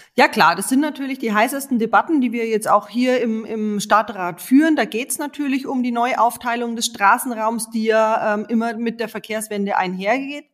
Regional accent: Munich, Bavaria, Germany; bei uns in München

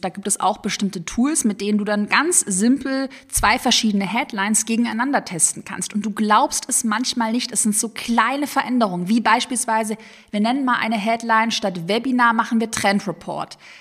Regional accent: Sigmaringen, Baden-Württemberg, Germany; Ich bin ja gebürtige Schwäbin. in Sigmaringen auf der Schwäbischen Alb geboren

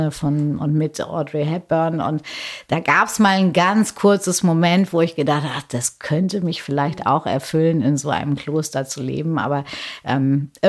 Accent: Paderborn, North Rhine-Westphalia, Germany; also born or lived in Hamburg / Bielefeld; zwar gebürtig in Hamburg, aber groß geworden zwischen Paderborn und Bielefeld und in Paderborn äh, ist ja immer noch sehr katholisch, ähm, gab es ähm, eine reine Mädchenschule, das äh, Michaelskloster.

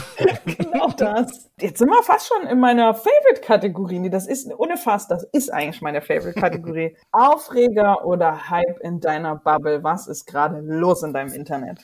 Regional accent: Chemnitz, Saxony, Germany; Seine Heimatstadt Chemnitz, die by the way auch meine Heimatstadt ist

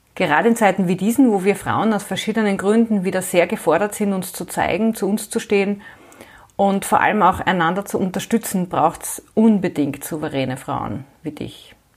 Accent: Graz, Styria, Austria; moved away as an adult; now in Vienna, Austria; Ich bin Österreicherin, ich bin in Graz geboren und aufgewachsen, ich habe auch dort noch studiert und bin dann nach dem Studium vor mittlerweile mehr als 25 Jahren nach Wien gekommen, wo ich derzeit lebe und arbeite.

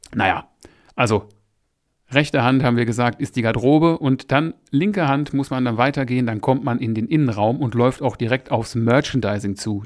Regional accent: Essen, North Rhine-Westphalia, Germany; Ich bin ja ursprünglich aus Essen

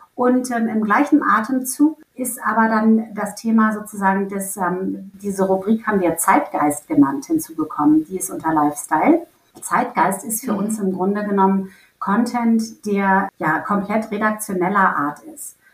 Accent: Hamburg, Germany; now in Berlin, Germany; ich komme ja ursprünglich aus Hamburg

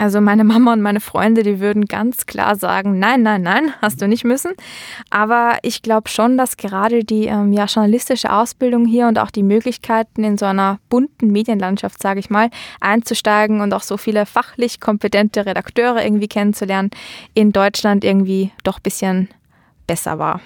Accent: Austria; moved away as an adult; also born or lived in Vienna; now in Düsseldorf, Germany; wir in Österreich

